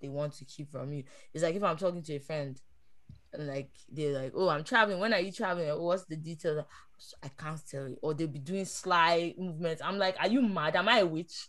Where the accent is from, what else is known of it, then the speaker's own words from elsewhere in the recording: Nigeria; moved away; I'm from Nigeria